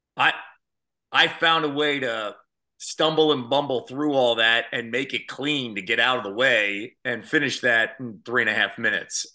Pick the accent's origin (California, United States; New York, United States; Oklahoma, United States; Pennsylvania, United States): Pennsylvania, United States; Phoenixville; born or raised there; moved away as an adult; also born or lived in Philadelphia / Iowa